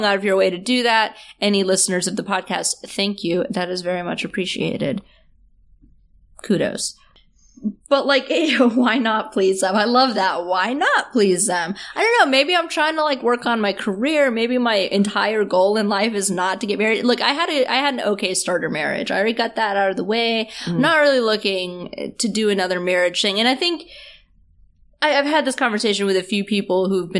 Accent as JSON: {"language": "English", "region": "the South", "country": "United States", "said": "I'm from the South"}